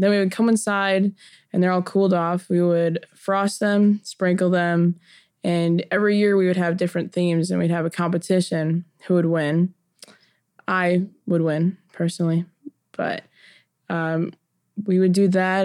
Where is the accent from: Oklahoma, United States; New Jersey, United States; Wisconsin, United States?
Wisconsin, United States; moved away; When I grew up in Wisconsin